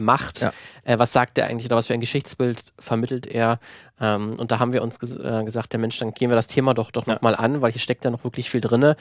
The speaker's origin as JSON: {"language": "German", "country": "Germany", "said": "bin selber Deutscher"}